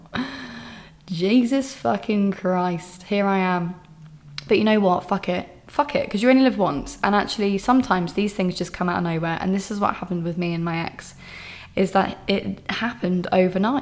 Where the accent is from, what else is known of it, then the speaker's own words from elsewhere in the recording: England, United Kingdom; I'm just being so English